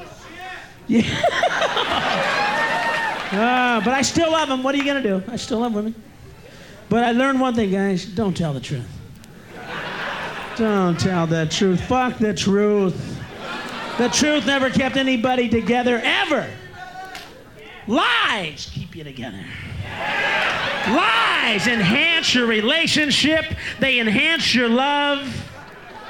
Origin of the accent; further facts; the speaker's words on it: Midwest, United States; now in Los Angeles, United States; I'm from the Midwest, from that Bible. I'm from one of the notches in the Bible Belt